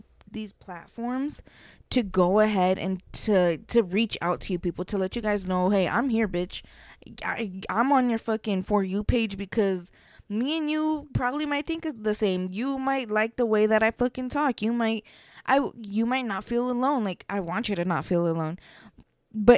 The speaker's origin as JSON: {"language": "English", "town": "Las Vegas", "region": "Nevada", "country": "United States", "said": "I'm from Vegas"}